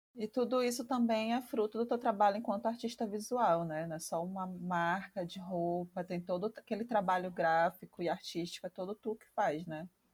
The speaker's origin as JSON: {"language": "Portuguese", "region": "Maranhão", "country": "Brazil", "said": "eu sou maranhense"}